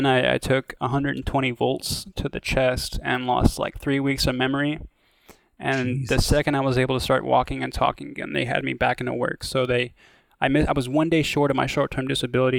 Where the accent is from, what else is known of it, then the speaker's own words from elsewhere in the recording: Iowa, United States; moved away; I'm from Iowa originally.